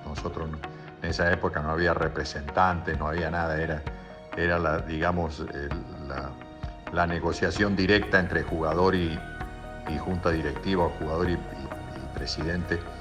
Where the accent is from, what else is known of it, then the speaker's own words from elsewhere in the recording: Colonia Caroya, Córdoba, Argentina; moved away as an adult; also born or lived in Colombia; Nací en Colonia Carolla, un pueblo de República Argentina, de Córdoba, en la República Argentina, el 18 de septiembre de 1946